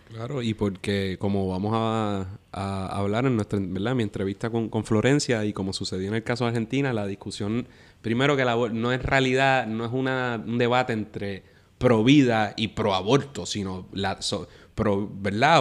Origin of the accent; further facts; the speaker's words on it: Puerto Rico; como puertorriqueño y como independentista